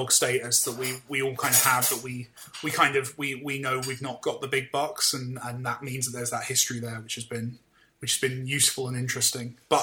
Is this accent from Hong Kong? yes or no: no; United Kingdom